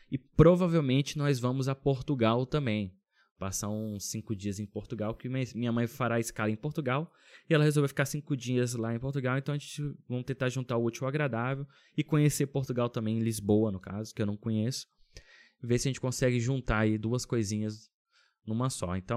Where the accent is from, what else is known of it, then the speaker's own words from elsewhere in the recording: Brasília, Federal District, Brazil; now in Finland; Mudei do Brasil. Brasília, que é super seco né? Uma cidade sequíssima